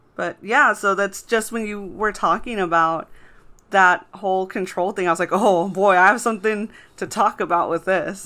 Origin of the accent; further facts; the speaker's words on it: Texas, United States; I grew up in Texas